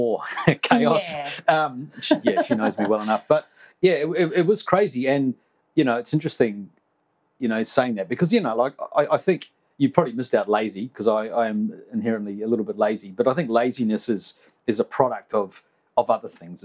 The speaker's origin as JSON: {"language": "English", "country": "New Zealand", "tie": "born or raised there", "moved": "yes", "said": "where I was brought up in New Zealand"}